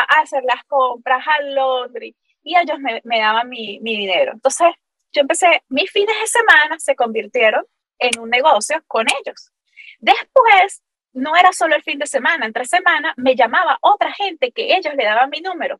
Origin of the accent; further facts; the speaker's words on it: Capacho, Táchira, Venezuela; accent: gocho; moved away as an adult; also born or lived in Valencia, Venezuela / San Cristóbal, Venezuela; now in Florida, United States; Gochita, gochita, de nacimiento.